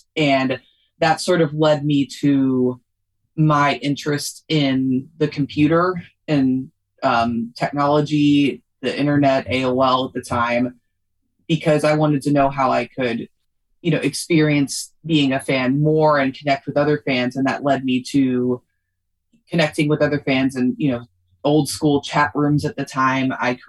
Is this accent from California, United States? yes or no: no; Louisville, Kentucky, United States; Louisville, Kentucky.